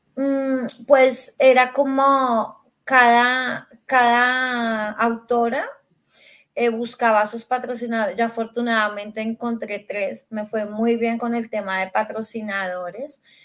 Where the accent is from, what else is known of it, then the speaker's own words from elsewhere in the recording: Colombia; now in Canada; soy colombiana